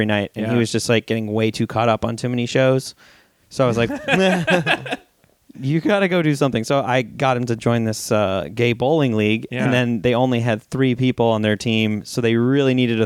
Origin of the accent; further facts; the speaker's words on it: Montana, United States; moved away; also born or lived in Las Vegas; I grew up in Montana, and I was actually back there in my hometown